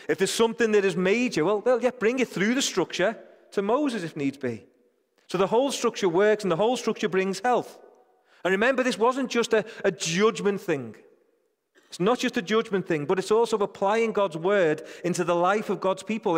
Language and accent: English; United Kingdom; I think I'm British.